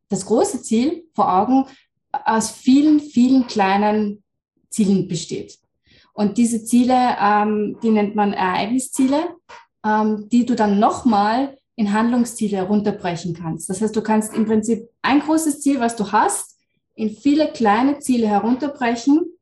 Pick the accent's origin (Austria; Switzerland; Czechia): Austria; Lower Austria; ich bin aus Österreich, ähm, Niederösterreich, wohne da mit meiner Familie